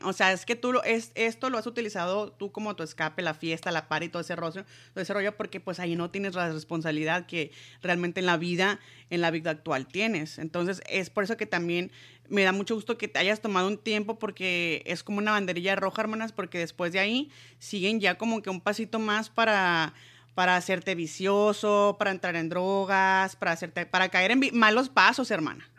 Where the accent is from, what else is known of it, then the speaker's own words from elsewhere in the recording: Mexico; siendo yo mexicana